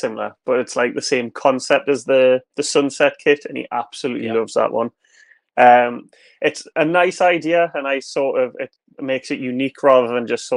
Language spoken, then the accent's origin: English; Newcastle upon Tyne, North East England, United Kingdom; growing up in Newcastle